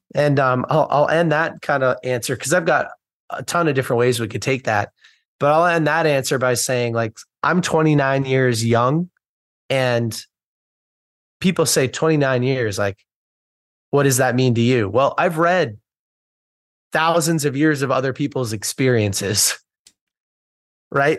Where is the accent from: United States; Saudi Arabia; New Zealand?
United States; I'm from the United States